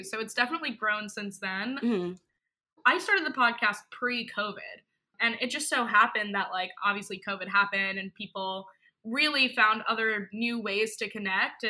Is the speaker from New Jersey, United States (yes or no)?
no; New York, United States; I'm from New York, born and raised